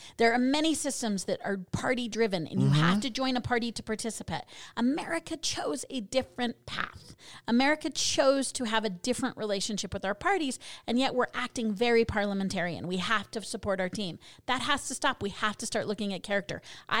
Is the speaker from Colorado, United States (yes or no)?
yes; Colorado, United States; So I as many know, I'm originally from Colorado. So I'm going to have to move back there.